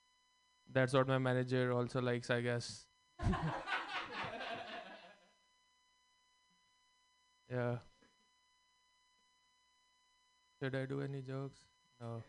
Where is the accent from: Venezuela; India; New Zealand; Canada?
India; now in United States; growing up in India, we were taught about karma and multiple lives